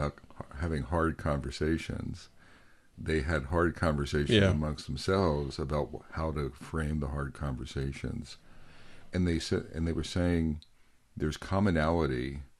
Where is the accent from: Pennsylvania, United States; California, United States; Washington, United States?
Pennsylvania, United States; I'm a white man from central Pennsylvania. I grew up in Amish country.